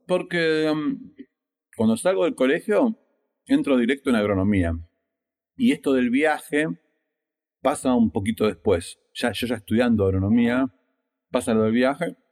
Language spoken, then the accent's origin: Spanish; Argentina